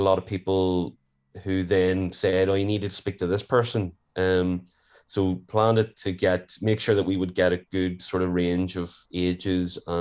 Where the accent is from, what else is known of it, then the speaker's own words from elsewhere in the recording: Warrenpoint, Northern Ireland, United Kingdom; I'm from Warren Point.